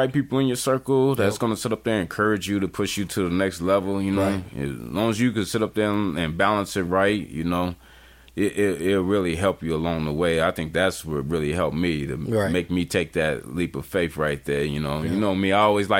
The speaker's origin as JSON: {"language": "English", "town": "Chicago", "region": "Illinois", "country": "United States", "said": "South side all day."}